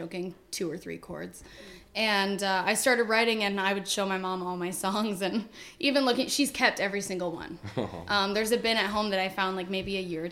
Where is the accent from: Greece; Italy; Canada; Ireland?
Canada; I'm from Canada